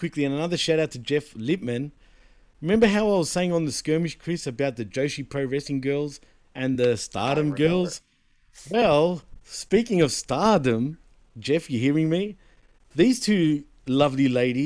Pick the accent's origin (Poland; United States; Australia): Australia; Not only am I Greek, but I'm a Greek born and bred in Australia